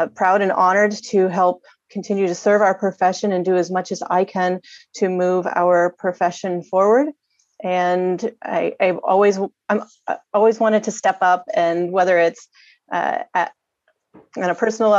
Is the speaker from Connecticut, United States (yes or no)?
no; New York, United States; moved away as an adult; now in Santa Fe Springs, United States; I'm actually from New York originally, and I came out to California about 11 years ago now